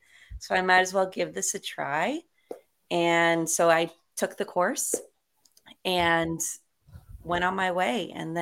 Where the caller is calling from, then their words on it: Long Beach, California, United States; I am located in Long Beach, California.